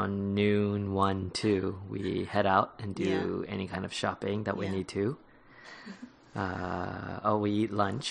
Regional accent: Hawaii, United States; moved away as an adult; also born or lived in South Carolina / California; now in Houston, United States; I was born in South Carolina, and then I moved when I was 3 to Cali. And then I moved after the 3rd grade to Hawaii. And I've been in Hawaii for 20 years.

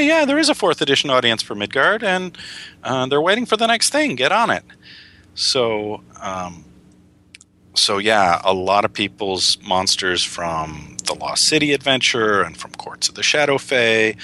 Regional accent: Illinois, United States; I grew up in the Midwest in Illinois

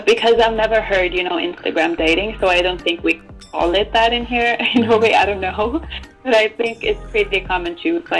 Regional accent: Norway; I was born in Norway

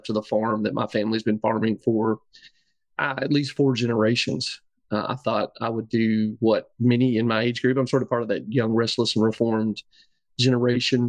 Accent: Tennessee, United States; landing back in my hometown was largely a matter of, I love these people

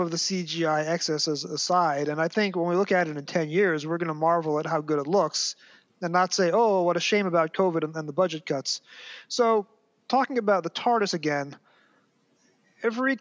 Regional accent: New York City, New York, United States; accent: Brooklyn; I have trouble as an American, primarily with my Brooklyn accent

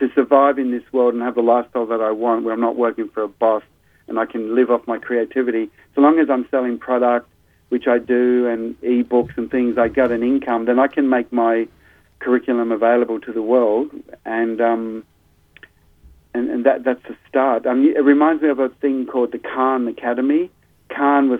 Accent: Sydney, New South Wales, Australia; in my 20s when I grew up in Sydney

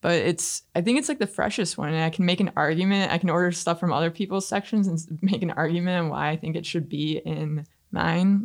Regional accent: Canton, Michigan, United States; I grew up in Canton

